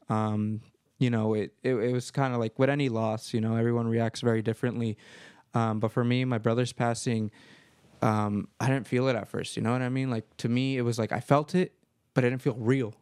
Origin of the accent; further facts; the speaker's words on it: Marin County, California, United States; I was born and raised here in Marin County